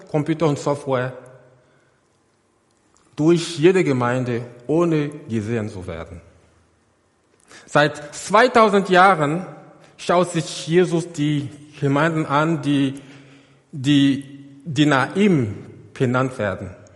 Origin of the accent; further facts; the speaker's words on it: Côte d’Ivoire; Google Earth in die Elfenbeinküste. Seht ihr dieses Gebäude da, ganz in der Mitte? Das ist meine, meine Heimatgemeinde. Dort bin ich groß geworden.